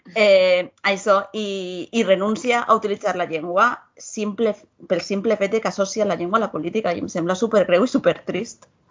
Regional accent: Almassora, Valencian Community, Spain; jo sóc de, jo soc de Castelló, Almassora

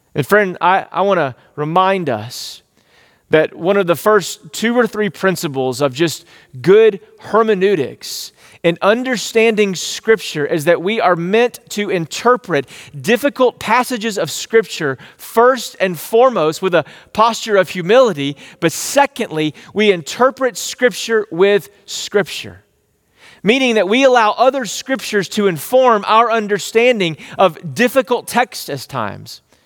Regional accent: East Texas, United States; growing up in East Texas, I was like, These are my people.

